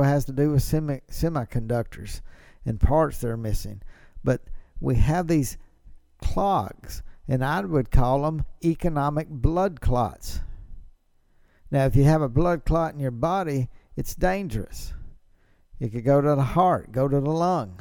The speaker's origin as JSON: {"language": "English", "country": "United States", "tie": "born or raised there", "said": "growing up in America."}